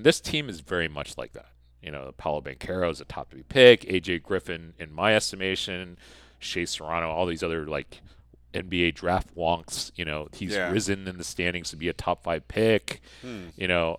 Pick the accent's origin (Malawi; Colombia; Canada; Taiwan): Taiwan; A lot of people always ask, like, oh, how are you able to be a Duke fan, like, growing up in Taiwan?